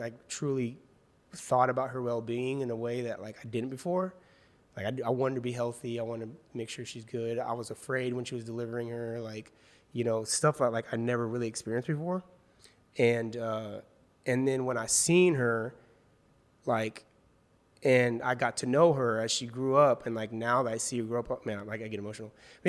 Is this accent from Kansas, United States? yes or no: yes; Wichita, Kansas, United States; now in Los Angeles, United States; Yeah, I'm originally from Wichita, Kansas, so got a lot of my family still there